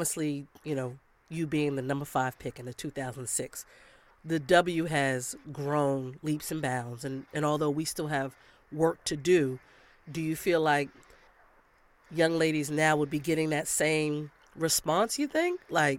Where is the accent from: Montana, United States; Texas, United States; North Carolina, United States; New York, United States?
New York, United States; I'm from New York.